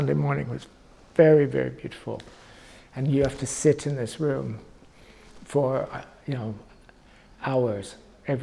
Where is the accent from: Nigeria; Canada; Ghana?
Canada; moved away as an adult; now in London, United Kingdom; being a Canadian in London